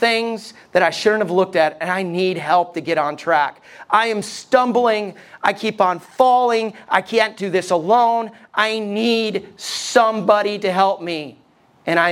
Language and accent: English; United States; as American people